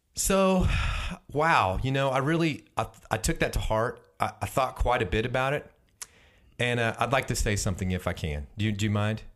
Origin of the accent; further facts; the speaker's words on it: Houston, Texas, United States; my hometown, Houston.